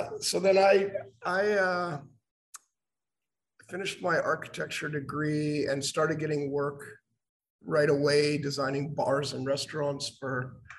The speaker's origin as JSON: {"language": "English", "town": "Calgary", "region": "Alberta", "country": "Canada", "tie": "born or raised there", "also_born_or_lived": "Edmonton", "said": "I was born in Edmonton, but grew up in Calgary. Yeah. Did most of my education in Calgary and then finished at Harvard for a post-professional degree in architectural theory."}